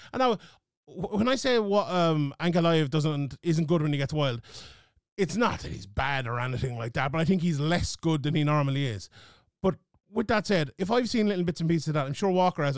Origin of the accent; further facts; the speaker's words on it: Ireland; my home country of Ireland